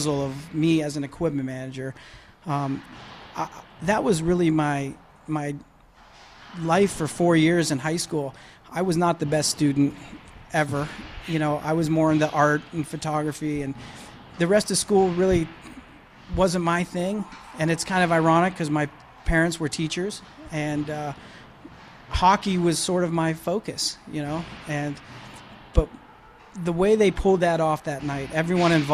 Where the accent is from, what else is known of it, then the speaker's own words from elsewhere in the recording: Johnstown, Pennsylvania, United States; moved away; I'm a Johnstown guy, and that's my hometown